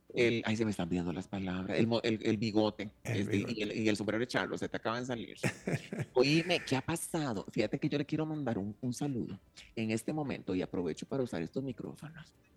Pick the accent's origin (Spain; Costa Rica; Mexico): Costa Rica; yo, desde aquí, siendo costarricense